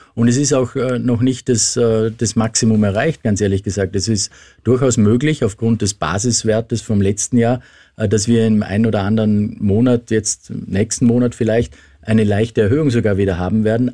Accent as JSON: {"language": "German", "country": "Austria", "said": "bei uns in Österreich"}